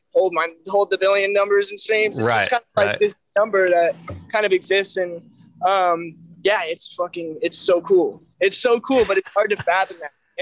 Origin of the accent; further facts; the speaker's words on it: Belleville, Illinois, United States; Skyview is actually a drive-in movie theater in my hometown. And, you know, like I said, it's a small town, nothing